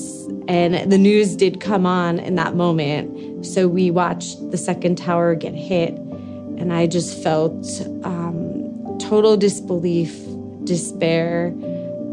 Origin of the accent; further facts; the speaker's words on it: Long Island, New York, United States; moved away; I grew up on Long Island, New York, just miles outside of New York City